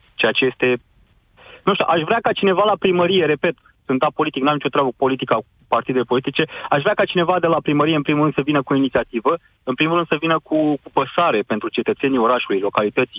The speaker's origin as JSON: {"language": "Romanian", "town": "Constanța", "region": "Constanța County", "country": "Romania", "tie": "born or raised there", "said": "orașul meu natal, unde, unde de altfel și sunt și locuiesc"}